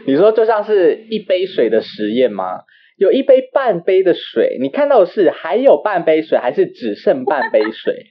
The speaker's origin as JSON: {"language": "Chinese", "country": "Taiwan"}